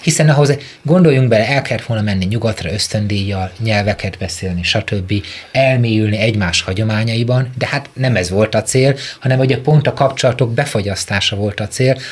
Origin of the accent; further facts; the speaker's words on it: Mezőtúr, Jász-Nagykun-Szolnok, Hungary; Én egy Tiszántoli kisvárosból származom